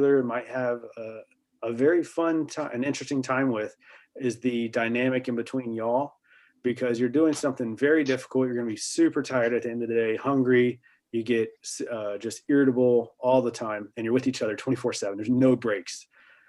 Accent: the South, United States

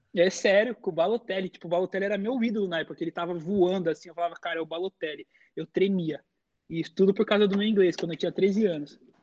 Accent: São Paulo, Brazil; moved away as an adult; now in United States; eu e meu pai saímos de São Paulo, porque nossa família é italiana

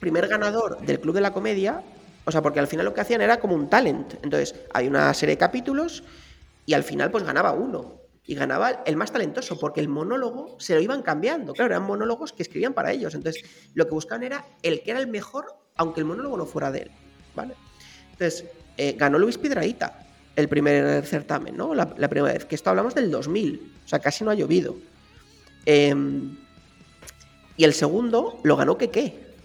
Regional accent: Spain

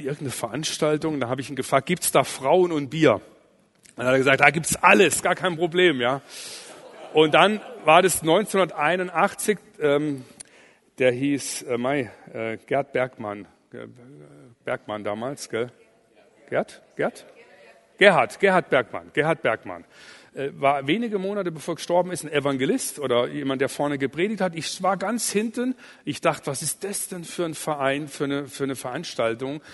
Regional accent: Allgäu, Bavaria, Germany; ich komme aus dem Allgäu

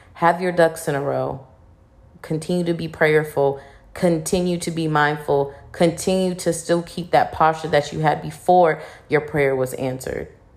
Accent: Virginia, United States; moved away as an adult; now in Houston, United States; I really wanna move out of Virginia, like, you know, I love my hometown

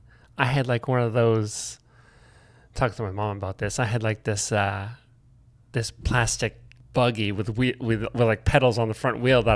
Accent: Buckfield, Maine, United States; I grew up in Buckfield.

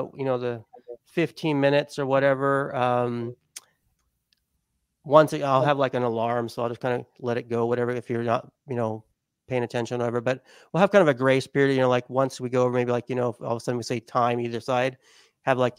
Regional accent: Las Vegas, Nevada, United States; also born or lived in Southern California; I grew up in Las Vegas for most of my life, and also a SoCal boy as well

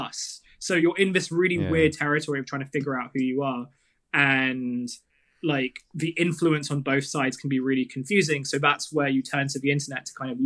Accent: Kent and Southeast London, South East England, United Kingdom; I grew up in Kent and Southeast London

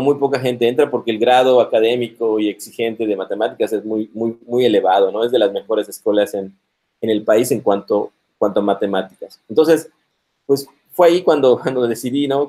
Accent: Mérida, Yucatán, Mexico; moved away as an adult; also born or lived in Monterrey; Nací aquí en Mérida, Yucatán, en el 78.

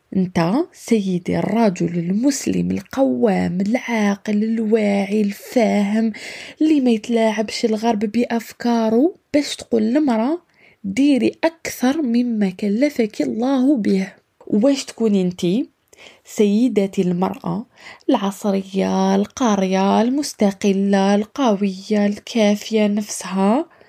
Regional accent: Algeria; moved away; also born or lived in Europe; تاعنا في الجزائر

